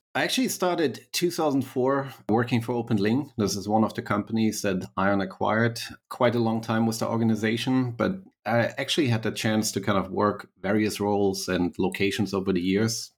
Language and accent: English; Berlin, Germany; accent: slight German; English is a second language; moved away as an adult; also born or lived in United States; I was born and raised in Berlin, Germany, so a mighty, uh, slight German accent.